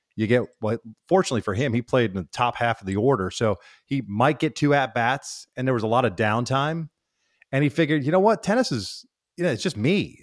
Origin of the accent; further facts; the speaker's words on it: Kansas, United States; growing up in Kansas